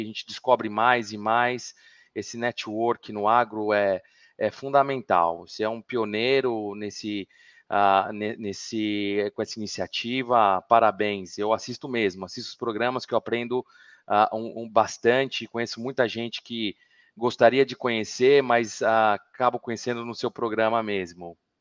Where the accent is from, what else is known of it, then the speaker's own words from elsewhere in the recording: Araraquara, São Paulo, Brazil; moved away as an adult; now in Milan, Italy; eu sou do interior de São Paulo, uh, sou de Araraquara